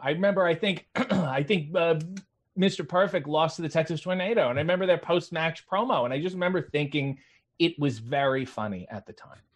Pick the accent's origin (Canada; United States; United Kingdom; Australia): Canada; I played hockey as most Canadian children did